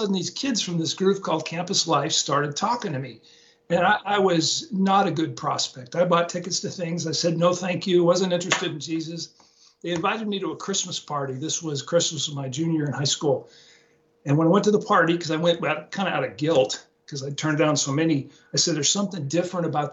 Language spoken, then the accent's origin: English; Portland, Oregon, United States; moved away; Grew up in Portland, Oregon, West Coast my whole life.